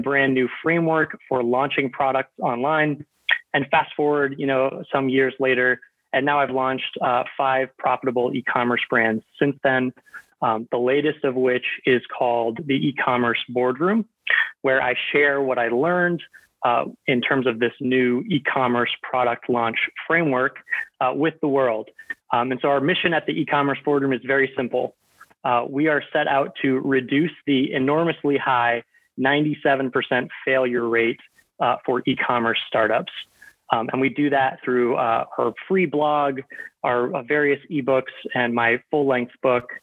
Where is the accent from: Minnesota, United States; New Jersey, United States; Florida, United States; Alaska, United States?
Florida, United States; Tampa; moved away as an adult; also born or lived in Indiana / Chicago; I was born and raised in just outside of Tampa, Florida